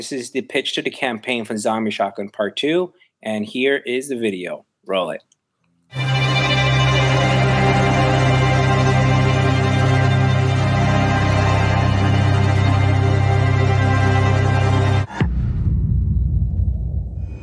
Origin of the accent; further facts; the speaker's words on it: New York City, New York, United States; moved away as an adult; now in Huntington, United States; I live in Huntington right now. I grew up on Lower East Side Manhattan all my life.